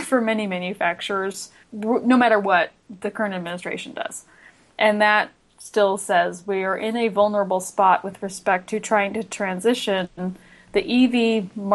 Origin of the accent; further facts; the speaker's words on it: Los Angeles, California, United States; I'm one of the, I don't know, two or three of us that are natives of the Los Angeles area.